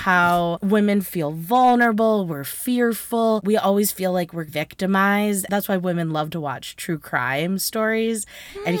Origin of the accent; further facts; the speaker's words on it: United States; we, as an American society